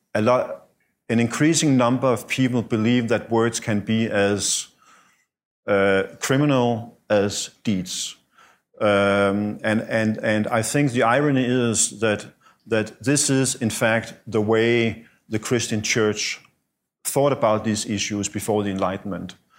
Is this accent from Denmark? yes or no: yes; Denmark; moved away as an adult; also born or lived in Russia; I came back to Denmark from Russia in two thousand and four